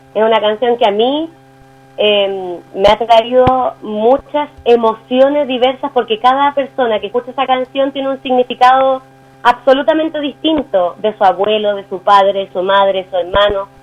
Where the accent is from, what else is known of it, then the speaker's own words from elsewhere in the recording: Chile; los chilenos